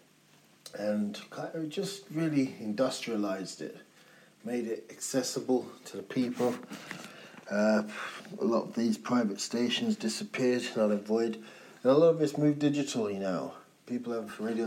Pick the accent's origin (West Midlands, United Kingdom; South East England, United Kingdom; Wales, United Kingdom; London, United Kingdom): London, United Kingdom; growing up in London